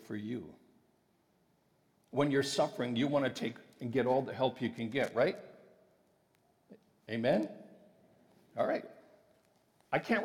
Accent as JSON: {"language": "English", "region": "Western Canada", "country": "Canada", "said": "I'm from Western Canada"}